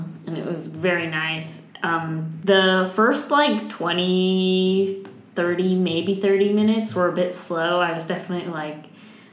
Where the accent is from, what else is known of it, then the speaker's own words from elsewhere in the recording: Taiwan; moved away; my home country of Taiwan